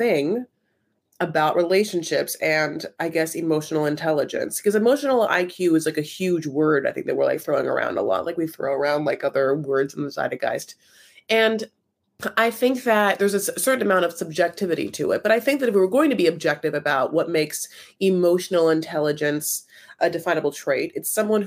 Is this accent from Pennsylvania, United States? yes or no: no; Newport Beach, California, United States; I grew up in Newport Beach